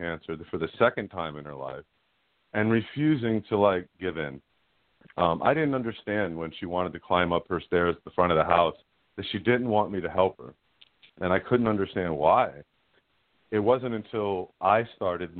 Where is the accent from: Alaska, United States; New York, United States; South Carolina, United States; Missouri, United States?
New York, United States; now in Newburgh, United States; I'm from the Western Valley, New York